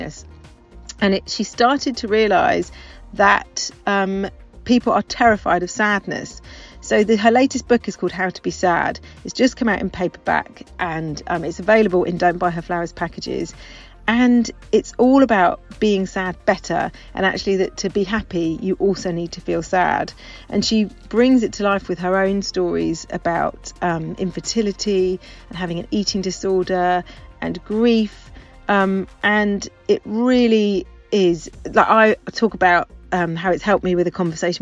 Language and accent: English; near Stroud, Gloucestershire, South West England, United Kingdom; moved away; I grew up near Stroud in Gloucestershire